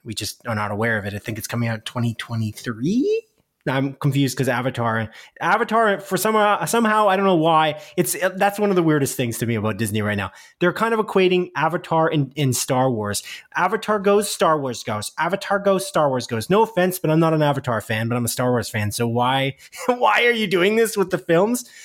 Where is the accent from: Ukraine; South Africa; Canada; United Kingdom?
Canada; We live in Canada, if you didn't know that, listener. We're Canadian here on Split Focus